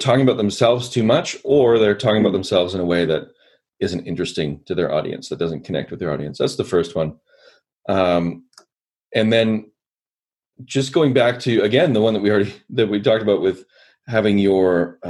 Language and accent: English; Canada; I'm Canadian